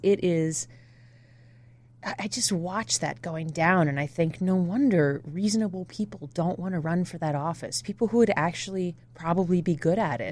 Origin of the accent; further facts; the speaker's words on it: New Jersey, United States; moved away; also born or lived in Toledo, Ohio / Illinois; I grew up in New Jersey, uh, South Jersey outside of Philadelphia